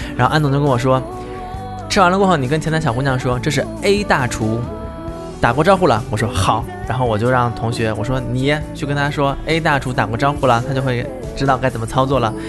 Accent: Jiangsu, China; 我们东山的枇杷

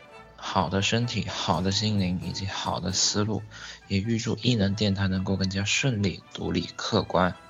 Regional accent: Guangdong, China; 大家好，

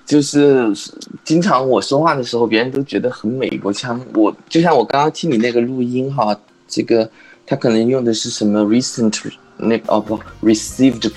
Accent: Chongqing, China; 我是重庆人啊，我资料上写了的。

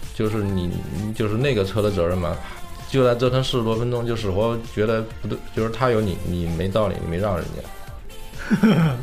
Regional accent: United States; 我们美国人是无法理解这一点

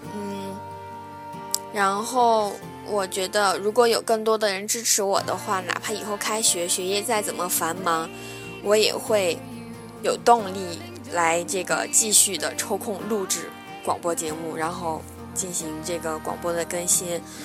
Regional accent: southern China, China; 我是南方人

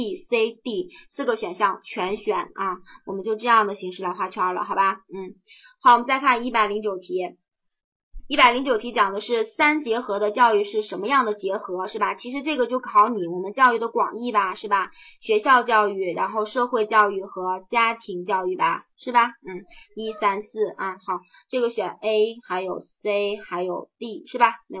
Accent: China; 对于我们中国人来讲的话，我们现在的孔子、老子的那些观念，对我们治国也好，

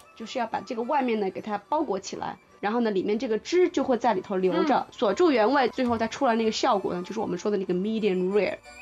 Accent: southern China, China; 因为我是南方人

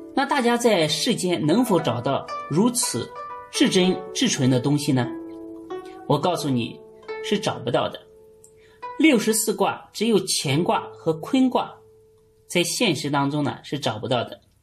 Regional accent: China; 我们中国人很多人都崇拜关于关于爱情

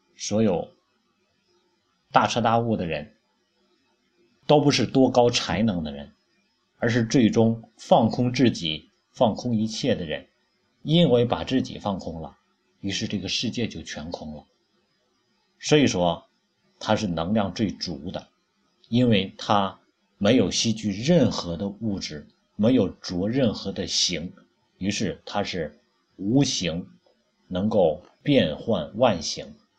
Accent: China; 我们中国人有中国人的语言

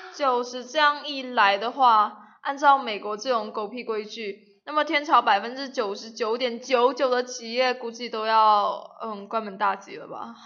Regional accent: China; 我们中国人

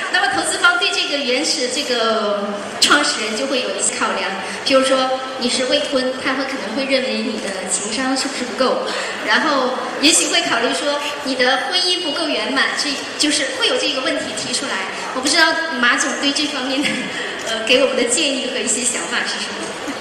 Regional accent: Qingchuan, Sichuan, China; 我是来自青川的

